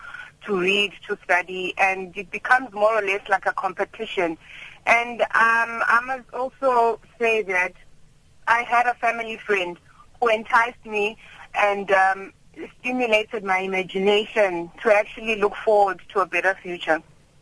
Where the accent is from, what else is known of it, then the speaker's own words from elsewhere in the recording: Mjindini, Mpumalanga, South Africa; I come from Mjindini in Mpumalanga, and after my grandfather passed away, my dad encouraged us to go and stay with my grandmother in Gopisi, further down, closer to after Malelane.